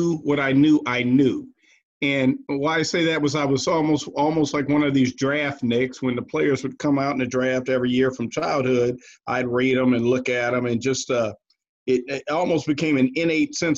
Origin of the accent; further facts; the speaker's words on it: Cleveland, Ohio, United States; growing up in Cleveland, being a Browns fan